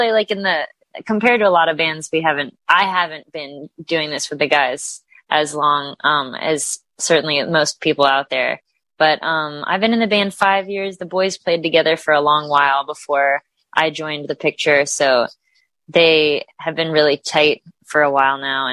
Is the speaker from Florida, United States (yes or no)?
yes; Delray Beach, Florida, United States; I'm originally from Florida. I grew up in Delray Beach